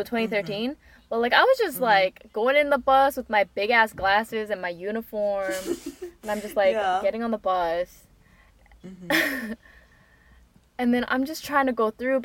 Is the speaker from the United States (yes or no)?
no; Canada; now in South Korea; I was raised in Canada